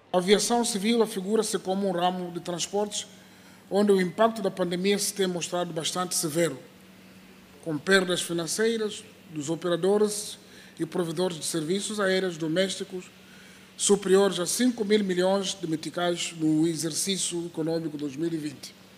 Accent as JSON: {"language": "Portuguese", "country": "Mozambique", "said": "nós como moçambicanos"}